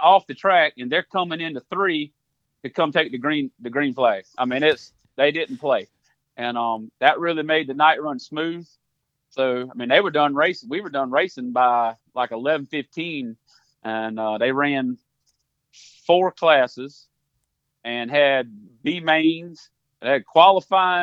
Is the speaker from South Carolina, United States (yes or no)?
yes; Sumter, South Carolina, United States; born and raised in Sumter, still live here to this day